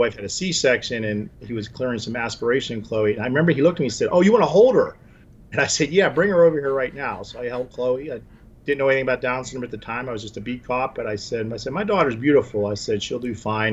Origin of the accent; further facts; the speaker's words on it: Pittsburgh, Pennsylvania, United States; moved away as an adult; also born or lived in Atlanta, Georgia / Fort Myers, Florida; I returned to my hometown of Pittsburgh in the early 90s